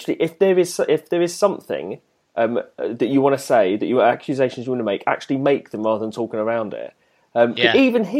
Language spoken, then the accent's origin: English; United Kingdom; we were pleased as British people